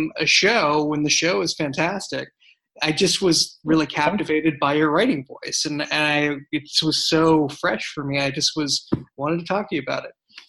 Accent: Boston, Massachusetts, United States; now in San Francisco Bay Area, United States; I'm from Boston originally

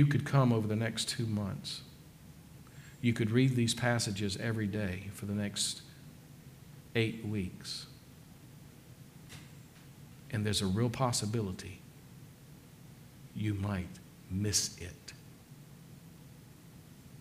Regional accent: the South, United States; I grew up in the South

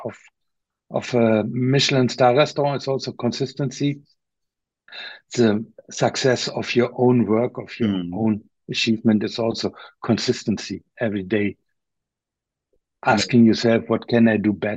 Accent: Osnabrück, Lower Saxony, Germany; here in my hometown in Osnabrück

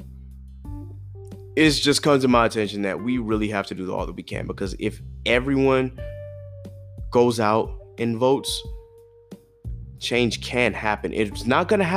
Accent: South Carolina, United States; I grew up in Ruby Red, South Carolina

